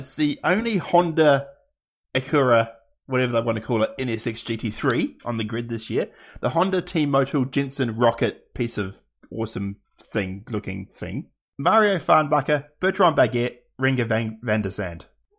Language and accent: English; New Zealand; that's not being Kiwi biased.